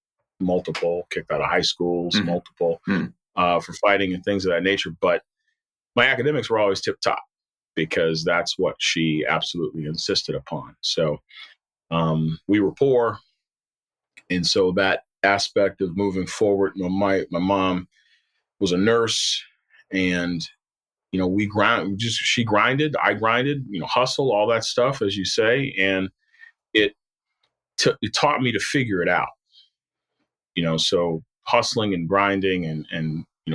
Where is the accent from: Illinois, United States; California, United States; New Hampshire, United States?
Illinois, United States; Chicago; moved away as an adult; also born or lived in Wyoming; Born and raised in Chicago